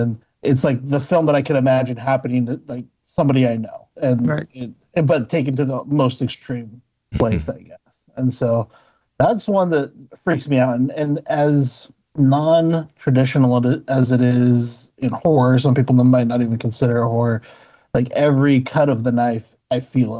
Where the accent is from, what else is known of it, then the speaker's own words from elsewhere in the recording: Utah, United States; I kind of grew up all over the place, but I did grow up in Utah for part of my.